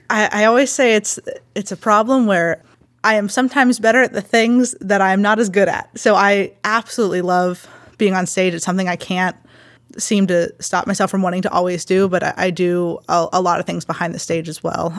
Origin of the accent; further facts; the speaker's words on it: Baldwin, Pennsylvania, United States; I grew up in Baldwin